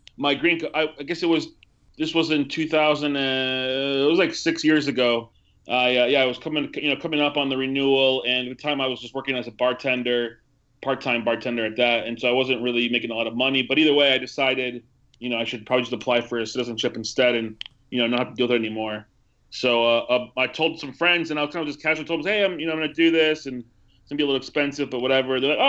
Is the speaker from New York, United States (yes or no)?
no; Milwaukee, Wisconsin, United States; also born or lived in El Salvador; The first time I was just a newborn baby. I was born in January of 82 in El Salvador, and we moved to Milwaukee, Wisconsin just a few months after that.